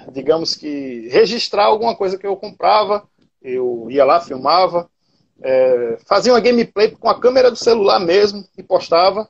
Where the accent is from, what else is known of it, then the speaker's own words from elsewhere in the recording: Cabedelo, Paraíba, Brazil; sou da Paraíba, mais precisamente Cabedelo, né, cidade portuária.